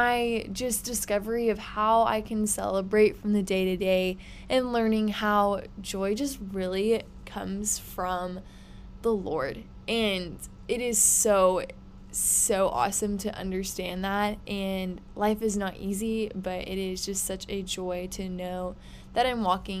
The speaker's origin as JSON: {"language": "English", "town": "Houston", "region": "Texas", "country": "United States", "tie": "born or raised there", "said": "I am from Houston, Texas, so love Texas. Born and raised, have lived here my whole life."}